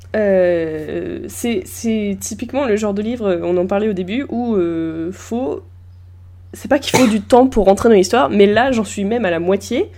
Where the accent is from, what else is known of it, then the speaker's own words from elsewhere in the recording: Normandy, France; je viens de Normandie, donc évidemment le Mont-Saint-Michel est chez moi